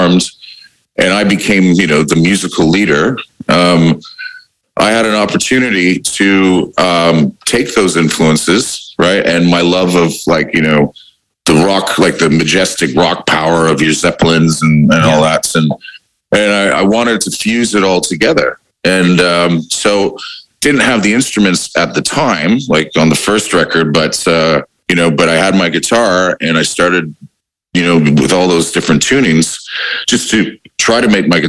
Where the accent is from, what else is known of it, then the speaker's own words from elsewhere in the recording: Windsor, Ontario, Canada; now in Australia; growing up in Windsor